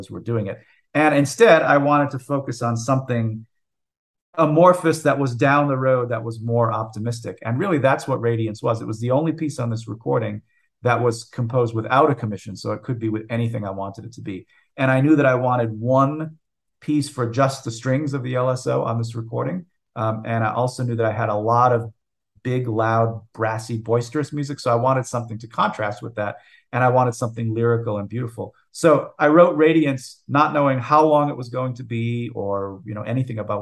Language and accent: English; United States; I am an American composer